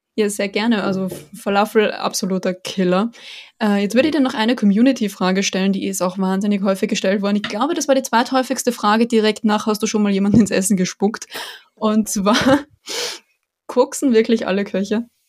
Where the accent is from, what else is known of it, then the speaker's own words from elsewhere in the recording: Austria; für mich als Österreicherin